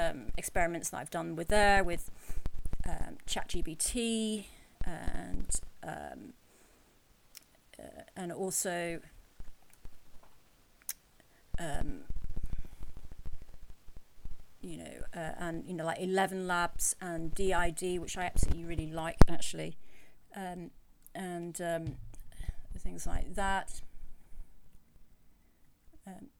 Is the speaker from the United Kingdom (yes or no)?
yes; England, United Kingdom; also born or lived in United States; I'm English, as you can tell by my voice, but I was also born in America.